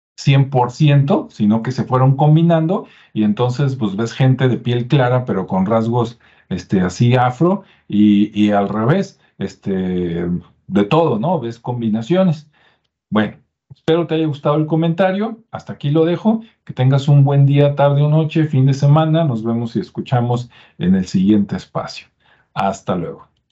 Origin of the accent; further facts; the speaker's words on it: Jalisco, Mexico; de mi tierra, de Jalisco